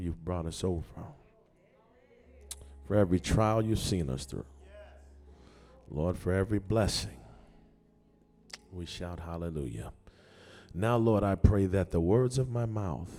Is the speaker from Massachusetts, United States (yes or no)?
yes; Boston, Massachusetts, United States; I grew up in Morningstar Baptist Church, 1257 Blue Hill Ave, Mattapan, Massachusetts, 02126.